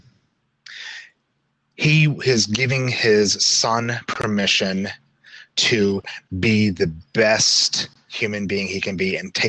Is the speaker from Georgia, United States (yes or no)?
no; Salt Lake City, Utah, United States; I grew up in Salt Lake City